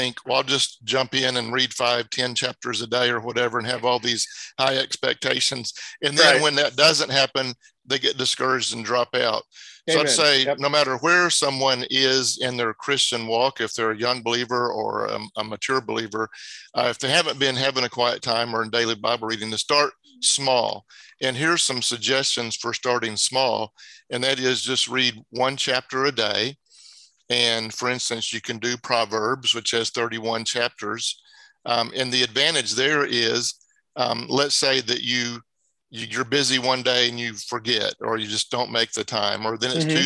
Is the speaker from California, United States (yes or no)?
no; Dallas, Texas, United States; also born or lived in Collin County, Texas; now in Fort Worth, United States; Grew up in Dallas.